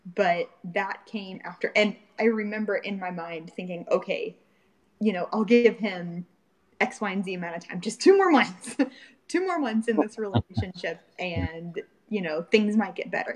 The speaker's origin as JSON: {"language": "English", "town": "Fort Pierce", "region": "Florida", "country": "United States", "tie": "born or raised there", "said": "I grew up in a little small town in Fort Pierce, Florida."}